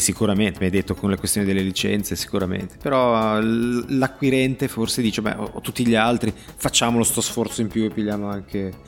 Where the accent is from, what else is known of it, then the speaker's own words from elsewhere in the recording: Genoa, Liguria, Italy; da genovese doc